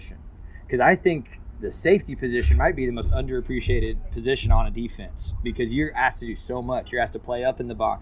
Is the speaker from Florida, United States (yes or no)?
no; Waco, Texas, United States; growing up in Waco